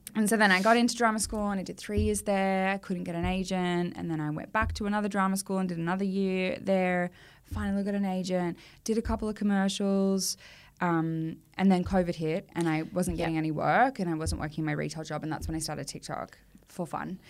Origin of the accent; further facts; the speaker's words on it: Australia; as an Australian actor